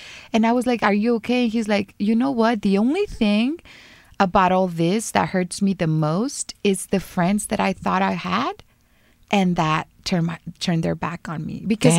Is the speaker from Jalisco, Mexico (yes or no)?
yes; Guadalajara, Jalisco, Mexico; moved away; I was just there this weekend at his concert in Guadalajara, which is my hometown.